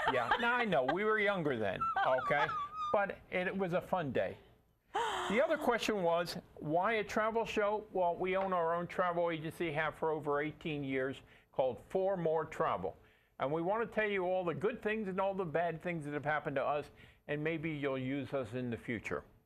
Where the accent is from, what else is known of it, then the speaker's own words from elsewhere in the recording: New York City, New York, United States; I grew up in Brooklyn, and Four Roses liquor was what my family could afford in the 40s